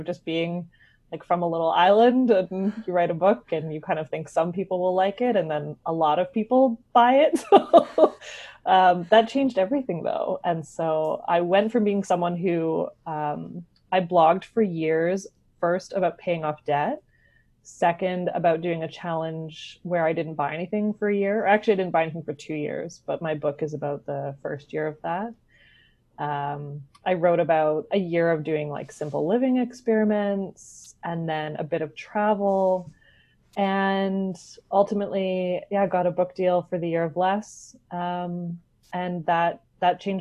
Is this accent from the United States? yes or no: no; West Coast of Canada, Canada; I am a writer from the West Coast of Canada